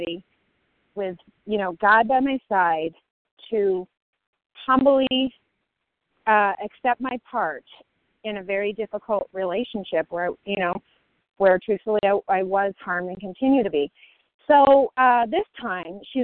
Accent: Colorado, United States; now in Chicago, United States; I'm from Colorado, currently in Chicago

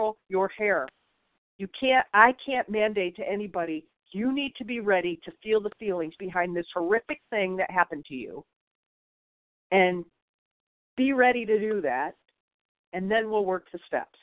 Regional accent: Michigan, United States; I'm from Michigan

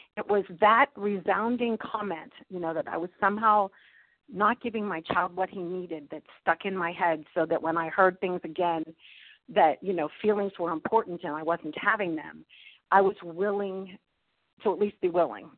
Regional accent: Pittsburgh, Pennsylvania, United States; I'm from Pittsburgh, Pennsylvania.

